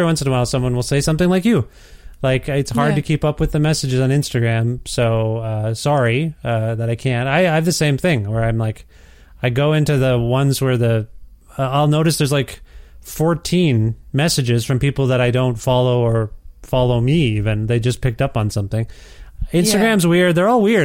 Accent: Guelph, Ontario, Canada; now in Alberta, Canada; I'm from Ontario

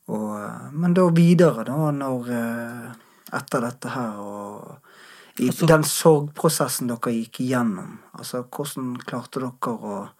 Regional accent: Bergen, Vestland, Norway; jeg er bergenser

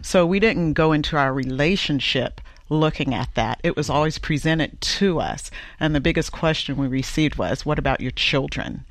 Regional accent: the South, United States; I'm from the South

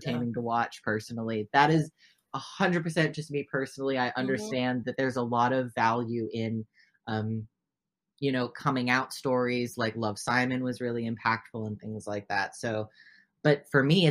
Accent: Oregon, United States; first language English; born and raised in Oregon, only speak English

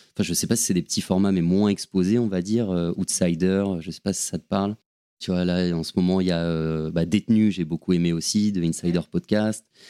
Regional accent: Paris, Île-de-France, France; also born or lived in Aix-en-Provence; je suis, parisien, j'ai grandi à Paris

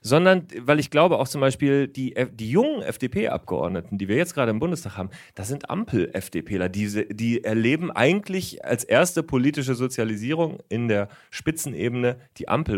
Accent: Lower Saxony, Germany; Als Niedersachse

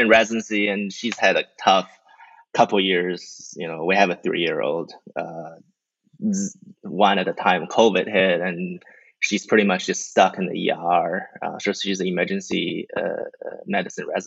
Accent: New Zealand; moved away as an adult; also born or lived in China / Australia / Stanford, United States / Kentucky, United States; now in Florida, United States; I'm Chinese. I grew up in New Zealand

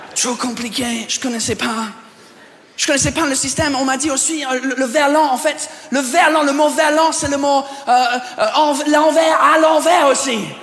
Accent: England, United Kingdom; French is a second language; moved away as an adult; now in France; Je viens pas d'ici, je viens de l'Angleterre

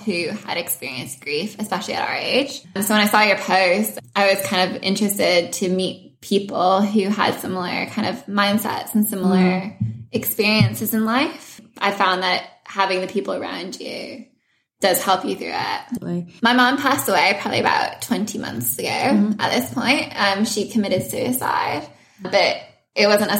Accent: Seattle, Washington, United States; moved away as an adult; also born or lived in Spain / Nottingham, United Kingdom / London, United Kingdom; now in Sydney, Australia; I was born in Spain, but I moved over to the States when I was 2 years old, and I grew up mainly in a suburb of Seattle

